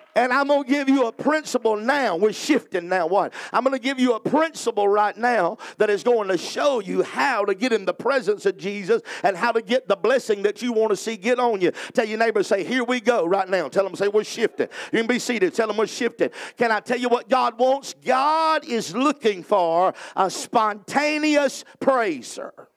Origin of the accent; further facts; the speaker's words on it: the South, United States; I'm from the South